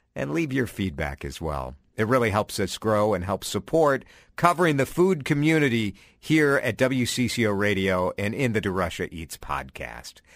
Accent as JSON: {"language": "English", "town": "Chicago", "region": "Illinois", "country": "United States", "moved": "yes", "lives_now": "Minneapolis, United States", "said": "I'm from Chicago originally"}